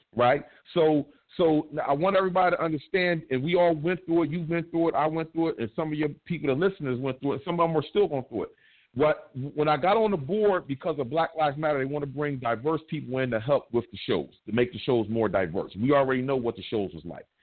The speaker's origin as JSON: {"language": "English", "region": "East Coast", "country": "United States", "said": "I'm from the East Coast, but you know I'll be on the West too"}